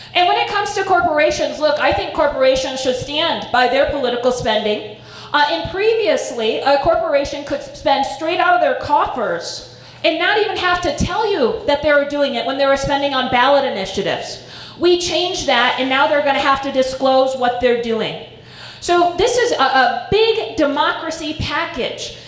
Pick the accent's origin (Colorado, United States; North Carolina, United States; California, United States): Colorado, United States; Estes Park; I grew up in Estes Park